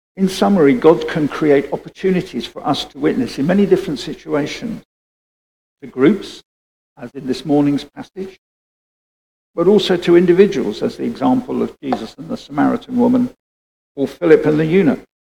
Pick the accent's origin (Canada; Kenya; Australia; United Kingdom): United Kingdom; Being British